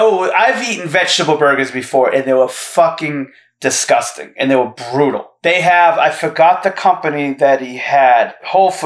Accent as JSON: {"language": "English", "town": "Fall River", "region": "Massachusetts", "country": "United States", "said": "I'm from Fall River, Massachusetts."}